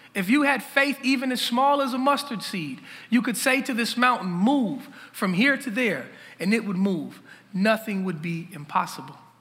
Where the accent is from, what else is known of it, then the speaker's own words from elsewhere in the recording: Minneapolis, Minnesota, United States; I'm from Lake Street. Um, that's where I grew up